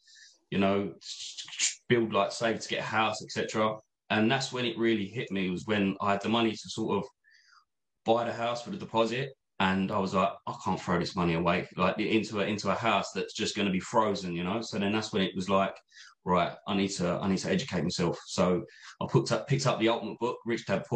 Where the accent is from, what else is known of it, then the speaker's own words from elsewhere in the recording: Essex, East of England, United Kingdom; I'm from Essex, as you can probably tell